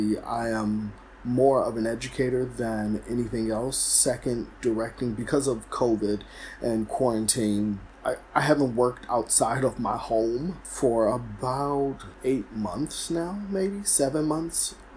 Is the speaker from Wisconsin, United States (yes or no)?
no; St. Louis, Missouri, United States; moved away as an adult; also born or lived in Springfield, Missouri; now in New York, United States; Before Missouri State, I lived and grew up in St. Louis